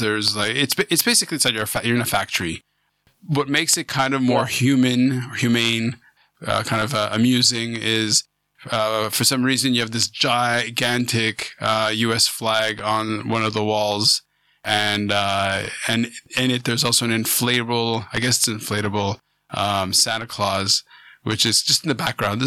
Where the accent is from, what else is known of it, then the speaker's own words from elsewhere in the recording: Canada; also born or lived in Vancouver; I'm a Canadian